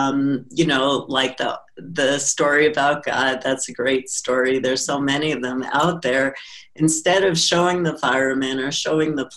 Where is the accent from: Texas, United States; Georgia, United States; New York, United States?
New York, United States; New York City; growing up in Brooklyn